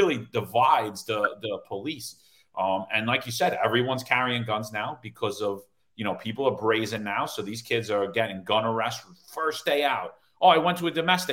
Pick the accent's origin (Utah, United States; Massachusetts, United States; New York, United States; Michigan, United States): New York, United States; New York City; Brooklyn where I'm from